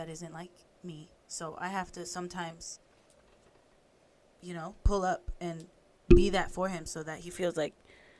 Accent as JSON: {"language": "English", "region": "Florida", "country": "United States", "moved": "yes", "said": "I'm from Florida. So like coming out here, not having family, not having friends"}